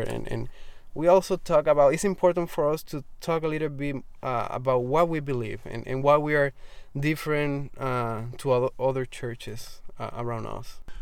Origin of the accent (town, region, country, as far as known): Arroyo, Puerto Rico; born or raised there